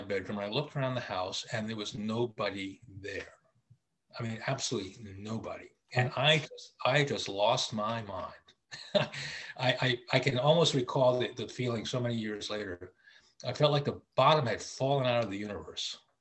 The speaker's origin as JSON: {"language": "English", "town": "Charlotte Amalie", "country": "U.S. Virgin Islands", "tie": "born or raised there", "said": "I grew up in the Virgin Islands in the Caribbean in, in St. Thomas."}